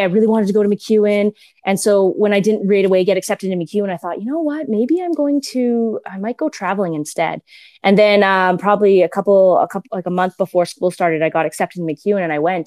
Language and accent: English; Edmonton, Alberta, Canada; I was born and raised in Edmonton